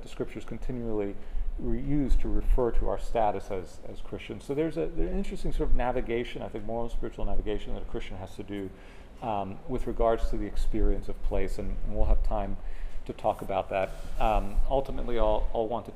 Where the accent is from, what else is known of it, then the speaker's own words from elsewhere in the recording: Miami, Florida, United States; moved away as an adult; also born or lived in Clearwater, Florida / Orlando, Florida; now in Gainesville, United States; I grew up in Miami